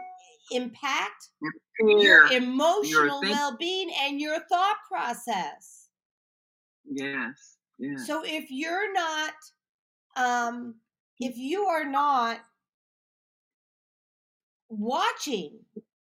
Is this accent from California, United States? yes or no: no; Highland Park, Illinois, United States; I grew up in Highland Park